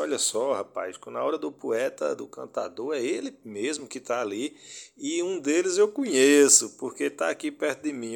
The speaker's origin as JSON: {"language": "Portuguese", "town": "Afogados da Ingazeira", "region": "Pernambuco", "country": "Brazil", "tie": "born or raised there", "said": "Eu sou de Afogados da Engazeira"}